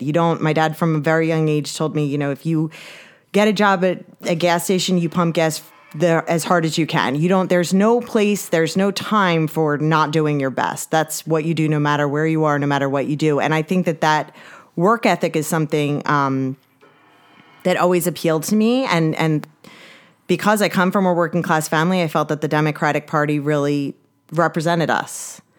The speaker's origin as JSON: {"language": "English", "town": "Upper Township", "region": "New Jersey", "country": "United States", "tie": "born or raised there", "said": "I grew up in Upper Township and went to, you know, went to school through Upper Township, went to Ocean City High School, and, uh, yeah, this is where I'm from"}